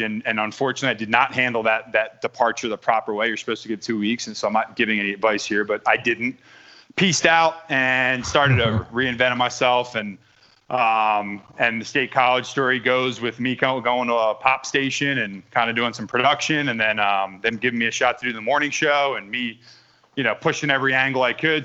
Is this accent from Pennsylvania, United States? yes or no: yes; Delaware County, Pennsylvania, United States; We're both from Delco.